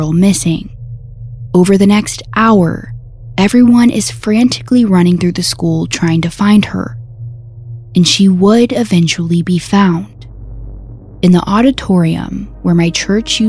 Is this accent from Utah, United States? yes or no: no; Conroe, Texas, United States; my hometown of Conroe, Texas